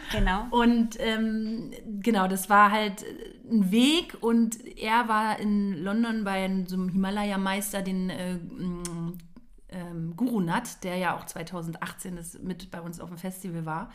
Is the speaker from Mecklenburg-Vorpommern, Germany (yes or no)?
no; Potsdam, Brandenburg, Germany; bin gebürtige Potsdamerin